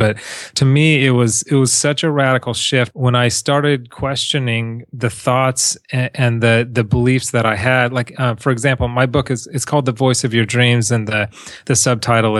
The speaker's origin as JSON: {"language": "English", "town": "Huntington Beach", "region": "California", "country": "United States", "tie": "born or raised there", "also_born_or_lived": "South America", "said": "I grew up in Huntington Beach"}